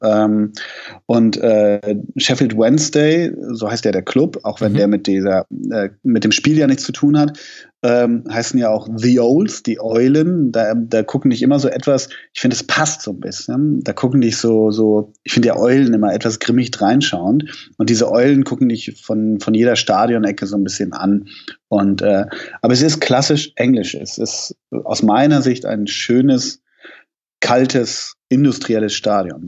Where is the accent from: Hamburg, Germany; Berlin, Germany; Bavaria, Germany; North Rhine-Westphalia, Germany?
Hamburg, Germany; ich komme ja aus Hamburg